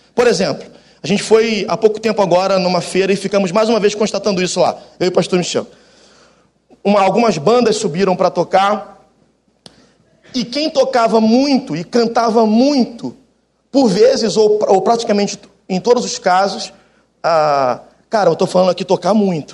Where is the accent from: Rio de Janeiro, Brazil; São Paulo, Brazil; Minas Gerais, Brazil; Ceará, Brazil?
Rio de Janeiro, Brazil; Baixada Fluminense; also born or lived in Jacarepaguá, Rio de Janeiro; now in Rio de Janeiro, Brazil; eu sou da Baixada Fluminense, depois eu vim morar com 16 anos aqui na, em Jacarepaguá, e depois fiquei o restante da vida aqui